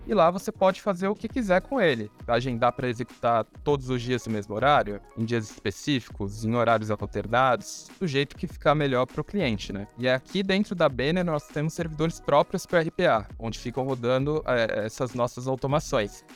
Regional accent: Santos, São Paulo, Brazil; sou nascido e criado em Santos

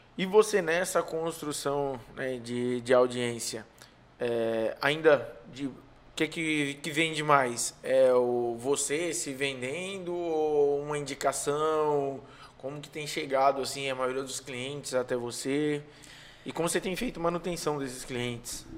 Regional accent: São Paulo, Brazil; now in Maracanaú, Brazil; Eu sou forasteiro, né? Sou de São Paulo, mas vim para cá

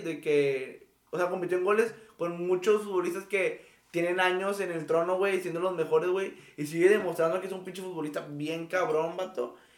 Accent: Mexico; hemos vivido muchas crisis aquí en México

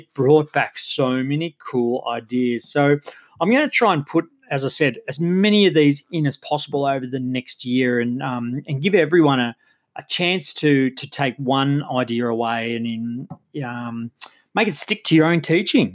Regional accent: Geelong, Victoria, Australia; I come from Geelong in Australia

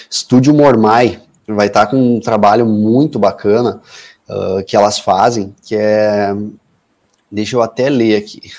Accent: Passo Fundo, Rio Grande do Sul, Brazil; eu nasci e moro até hoje em Passo Fundo. Eu tenho orgulho de ser passundense

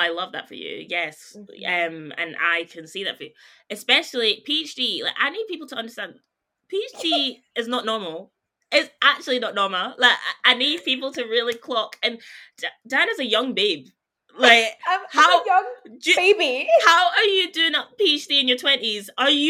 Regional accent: Scotland, United Kingdom

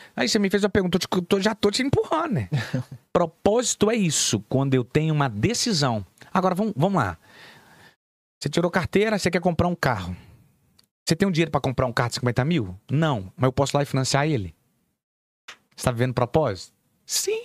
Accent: Belo Horizonte, Minas Gerais, Brazil; also born or lived in Nova Lima; eu vim da favela, irmão. Vim do Morro, pra, morro das Pedras.

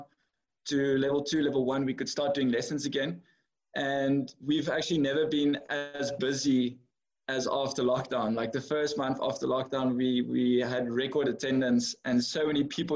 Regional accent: George, Western Cape, South Africa; also born or lived in Philippines / Netherlands; I was born and raised in George

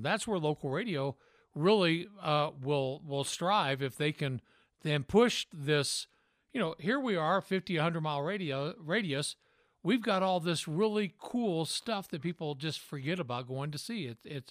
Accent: Tennessee, United States; also born or lived in Idaho / Utah; now in Logan, United States; I'm from Tennessee. I love Tennessee.

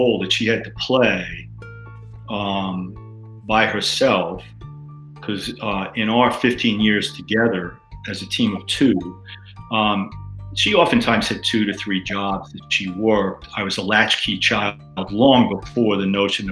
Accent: New York City, New York, United States; growing up in Queens in a more urban area

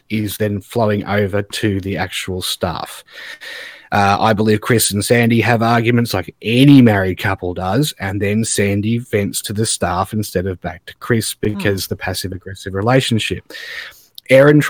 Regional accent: Australia; I'm Australian

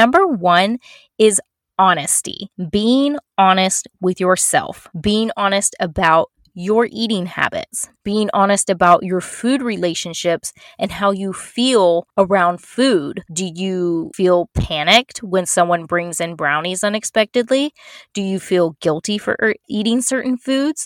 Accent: Florida, United States; I'm from Florida, and I lived in, born and raised in Florida and still live here.

